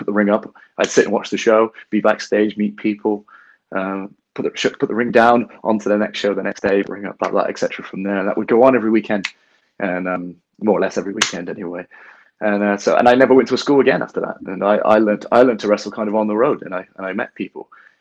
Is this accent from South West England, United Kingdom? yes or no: yes; Bath, South West England, United Kingdom; also born or lived in Bristol; I'm from Bath, which is way down south, and we don't have a lot of wrestling go on there at all